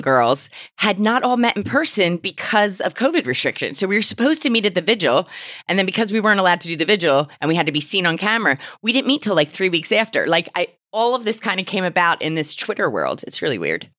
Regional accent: Philadelphia, Pennsylvania, United States; moved away as an adult; now in United Kingdom; I'm an immigrant from Philadelphia

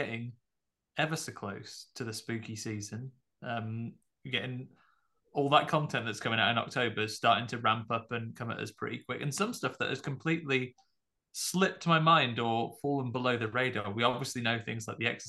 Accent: United Kingdom; I'm not from the United States

